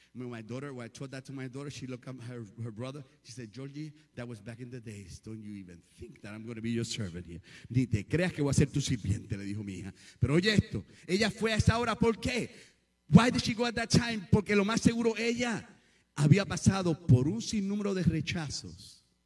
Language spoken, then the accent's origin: Spanish; Puerto Rico; moved away; also born or lived in South Bronx / South Brooklyn / Yonkers; soy medio prietito de Cabo Puerto Rico